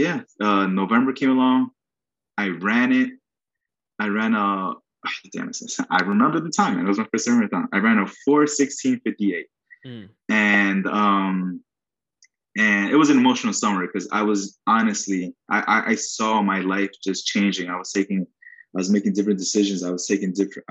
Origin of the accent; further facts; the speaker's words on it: New York City, New York, United States; also born or lived in Queens, New York; Hell's Kitchen born and bred